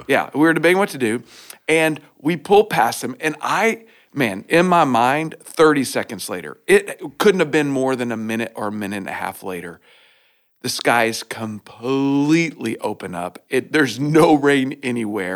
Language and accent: English; Oklahoma, United States; I grew up in Oklahoma